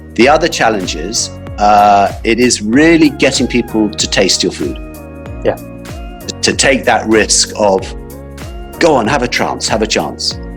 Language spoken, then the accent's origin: English; England, United Kingdom; also born or lived in Johannesburg, South Africa; now in London, United Kingdom; we came over, my family then moved back to England